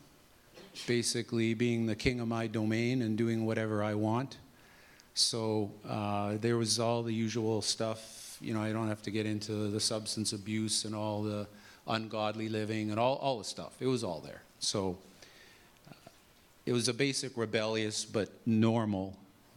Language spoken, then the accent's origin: English; Regina, Saskatchewan, Canada; I was born in Regina in 1961, and grew up in a normal family